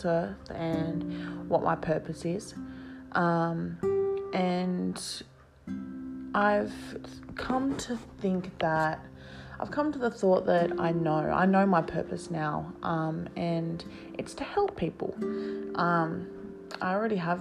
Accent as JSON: {"language": "English", "region": "New South Wales", "country": "Australia", "said": "I'm 22 years young and I'm from New South Wales, Australia."}